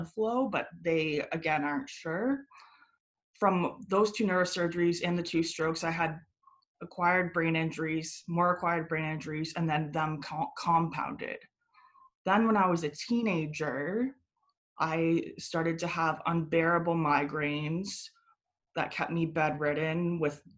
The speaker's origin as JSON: {"language": "English", "town": "Guelph", "region": "Ontario", "country": "Canada", "tie": "born or raised there", "also_born_or_lived": "Buffalo, New York, United States", "lives_now": "Toronto, Canada", "said": "I was born in Buffalo, but I moved to Canada, specifically Guelph, around three and a half, four."}